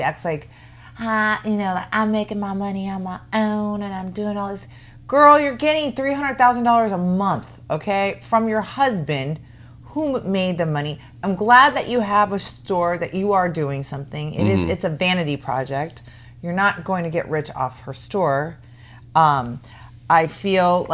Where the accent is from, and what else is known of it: Phoenix, Arizona, United States; born or raised there; moved away